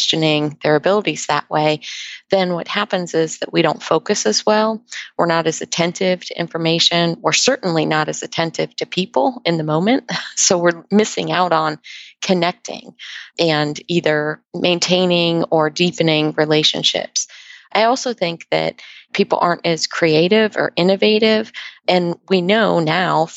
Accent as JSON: {"language": "English", "region": "Ohio", "country": "United States", "tie": "born or raised there", "moved": "yes", "lives_now": "Redondo Beach, United States", "said": "I grew up in Ohio, so I appreciate the climate differences"}